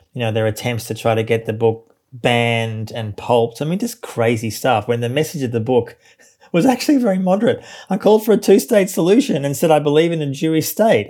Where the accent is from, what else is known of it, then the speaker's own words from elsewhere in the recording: Melbourne, Victoria, Australia; I grew up in Australia, as you say, in Melbourne, which is, uh, the second biggest city in the country.